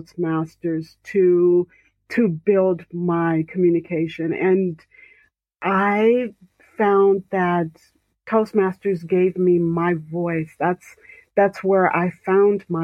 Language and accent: English; Central Indiana, United States; from the south side of Central Indiana.